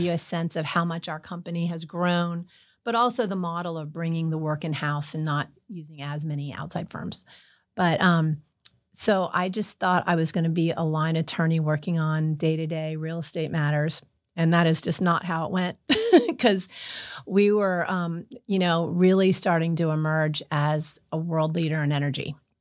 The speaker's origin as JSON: {"language": "English", "town": "Lighthouse Point", "region": "Florida", "country": "United States", "tie": "born or raised there", "also_born_or_lived": "York, Pennsylvania / Miami, Florida", "said": "my hometown of Lighthouse Point hired me"}